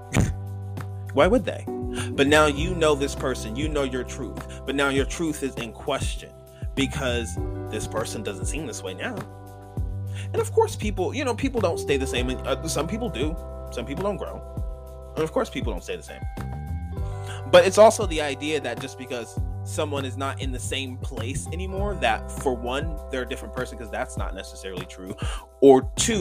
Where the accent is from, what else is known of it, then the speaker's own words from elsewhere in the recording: New York, United States; moved away as an adult; also born or lived in Campbellsville, Kentucky / Lexington, Kentucky; I'm literally from New York